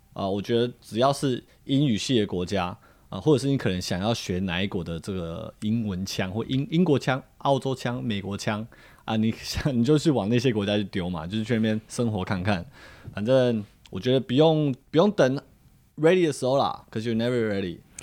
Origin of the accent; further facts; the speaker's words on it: Taiwan; moved away; 我们自己身为台湾人